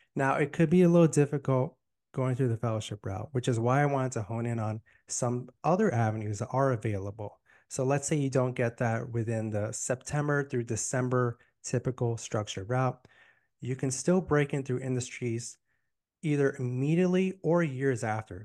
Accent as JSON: {"language": "English", "town": "Miami", "region": "Florida", "country": "United States", "tie": "born or raised there", "moved": "yes", "lives_now": "Tampa, United States", "said": "I'm born and raised in Miami"}